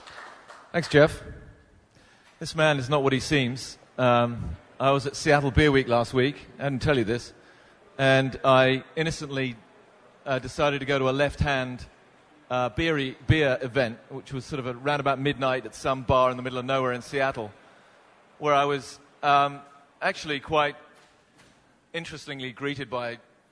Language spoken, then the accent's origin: English; United Kingdom; moved away; I'm a Brit.